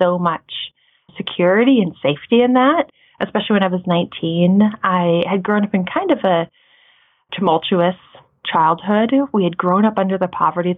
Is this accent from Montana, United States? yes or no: yes; Montana, United States; Right now, we live in Montana. I grew up in Montana.